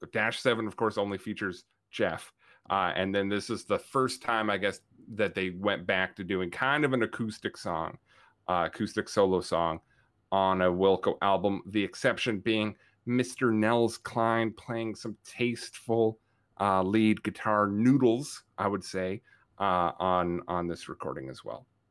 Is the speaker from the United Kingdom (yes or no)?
no; Canada; I, as a Canadian